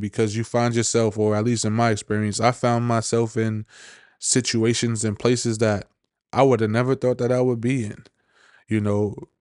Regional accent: New York, United States; I'm from New York

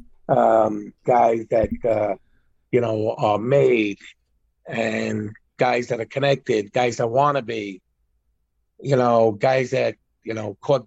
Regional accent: New York City, New York, United States; moved away; I grew up in Brooklyn.

